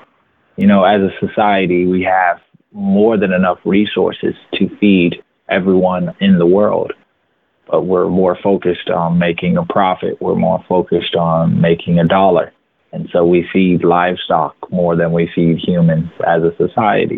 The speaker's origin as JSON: {"language": "English", "town": "Atlanta", "region": "Georgia", "country": "United States", "tie": "born or raised there", "said": "I grew up in Atlanta, Georgia"}